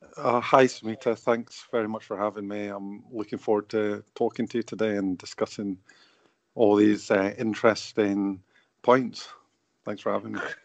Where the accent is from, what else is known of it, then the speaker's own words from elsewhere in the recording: St Andrews, Scotland, United Kingdom; now in Bradford, United Kingdom; I grew up in Scotland, you know, and I live in Bradford